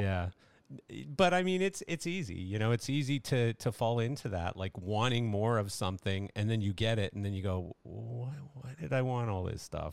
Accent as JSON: {"language": "English", "country": "Canada", "said": "I'm Canadian"}